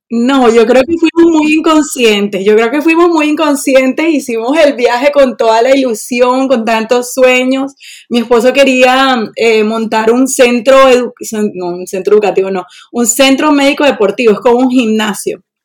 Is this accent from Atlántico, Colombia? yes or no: yes; Barranquilla, Atlántico, Colombia; moved away as an adult; now in Sweden; soy de Colombia, de Barranquilla, la costa.